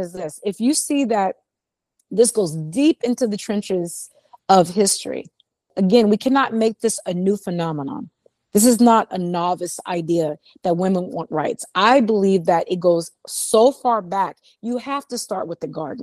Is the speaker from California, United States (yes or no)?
yes; Los Angeles, California, United States; growing up in West LA, because I'm originally from California.